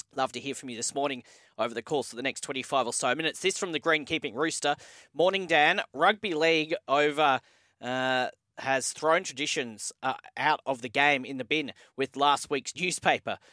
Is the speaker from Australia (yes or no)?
yes; Sydney, New South Wales, Australia; I'm from Sydney